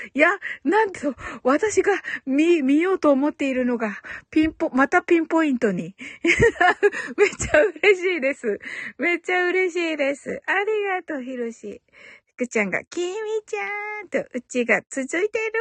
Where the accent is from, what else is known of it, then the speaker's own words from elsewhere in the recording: Kyushu, Japan; 九州人だから